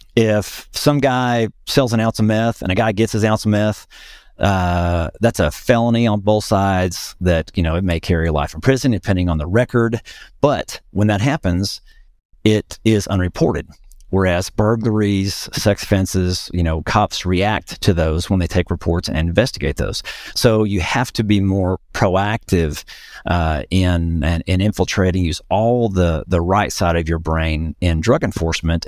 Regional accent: north central Oklahoma, United States; in my hometown, uh, which is up in north central Oklahoma

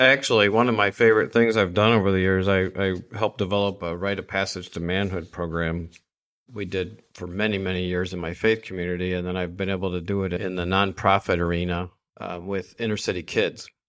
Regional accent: Saginaw, Michigan, United States; the nice little neat family growing up in Saginaw, Michigan

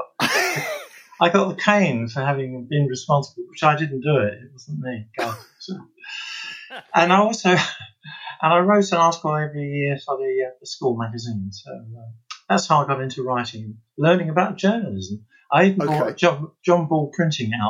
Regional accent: London, United Kingdom; I grew up in Stratford in the East End, just after the war

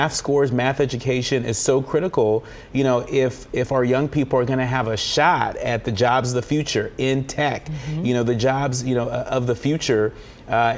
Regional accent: California, United States; moved away; my home state of California.

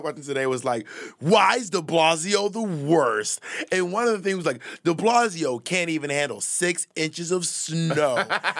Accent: Columbus, Georgia, United States; also born or lived in Atlanta, United States / Corinth, United States / Phoenix, United States / Alabama, United States; I grew up in cities. I grew up in Columbus, Georgia, and Atlanta, Georgia, but also Corinth, Mississippi, and Phoenix, and Alabama.

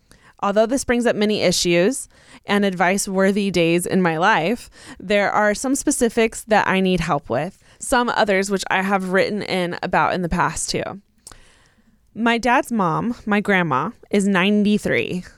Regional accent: California, United States; I'm also from California.

